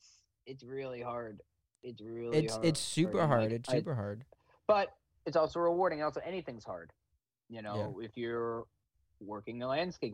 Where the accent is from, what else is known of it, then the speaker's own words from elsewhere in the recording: East Brunswick, New Jersey, United States; I'm from East Brunswick, New Jersey, so like that's really my home. But Asbury Park is kind of my home away from home.